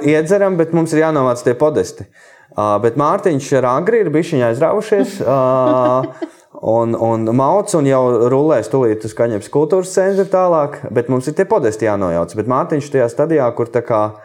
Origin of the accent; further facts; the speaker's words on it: Jaunkalsnava, near Madona, Vidzeme, Latvia; also born or lived in Riga; es sākumā Pāvila Jurgānu mūzikas skolā mācījos, un tad mēs ar māmu pārvācāmies uz Jaunkausnu no Rīgas. Um, un, uh, es turpināju mācības Madonas mūzikas skolā no 4. klases